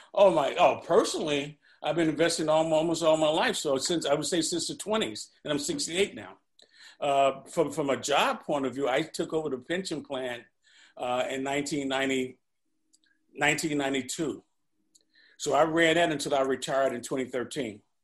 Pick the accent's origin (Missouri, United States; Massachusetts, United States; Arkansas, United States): Missouri, United States; St. Louis; I was born and raised in St. Louis